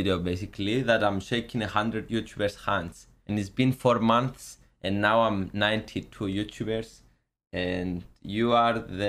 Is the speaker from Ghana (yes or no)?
no; Cyprus; English is a second language; moved away as an adult; I'm from Cyprus, near Greece.